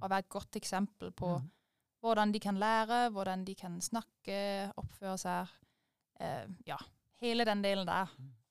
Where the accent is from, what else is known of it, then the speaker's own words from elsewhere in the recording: Denmark; moved away as an adult; now in Øvrebø, Norway; jeg er født og oppvokst i Danmark, på landet, i en liten by under 1000 innbyggere.